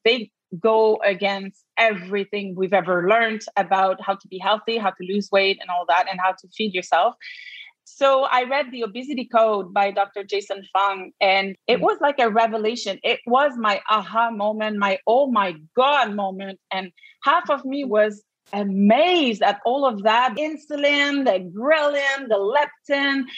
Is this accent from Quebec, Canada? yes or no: yes; Quebec, Canada; accent: Quebec; I practice in Quebec, as you can hear from my accent